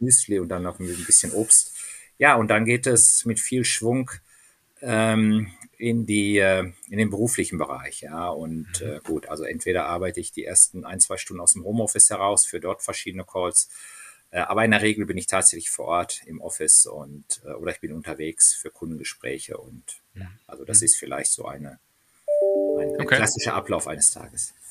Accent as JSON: {"language": "German", "town": "Dortmund", "region": "North Rhine-Westphalia", "country": "Germany", "tie": "born or raised there", "moved": "yes", "lives_now": "Munich, Germany", "said": "ich bin in Dortmund aufgewachsen"}